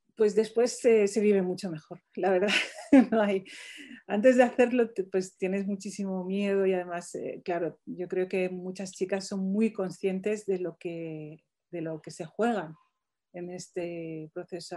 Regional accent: Morocco; now in Spain; mi pueblo de Marruecos

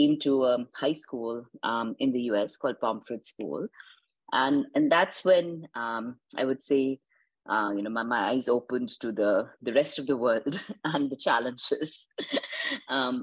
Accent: Indore, Madhya Pradesh, India; moved away as an adult; also born or lived in East Coast, United States; now in California, United States; I grew up in a village outside Indore called Manglia on a farm

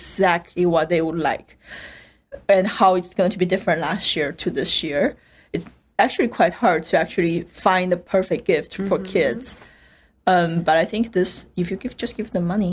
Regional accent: Chengdu, Sichuan, China; moved away; I'm from Chengdu

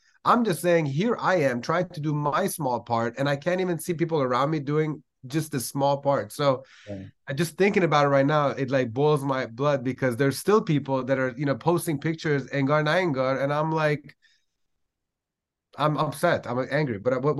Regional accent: Iran; I just felt like the one common denominator between millions of Iranians like me were the fact that we're English speaking

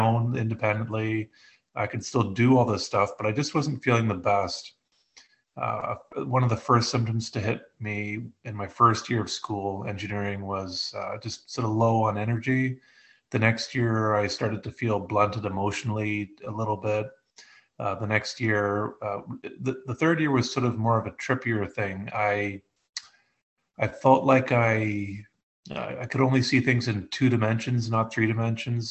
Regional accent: Eastern Canada, Canada; I grew up in Eastern Canada, where I still live.

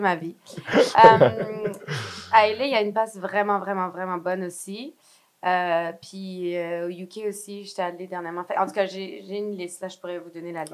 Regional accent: Quebec, Canada; also born or lived in France; je me sens encore vraiment française, malgré que j'ai grandi au Québec

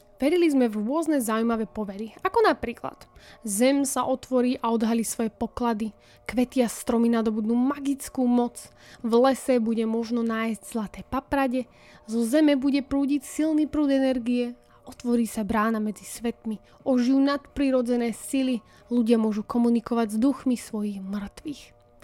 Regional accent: Partizánske, Trenčín Region, Slovakia; u nás v Partizánskom eh, v rieke Nitre ich tam máme celkom dosť

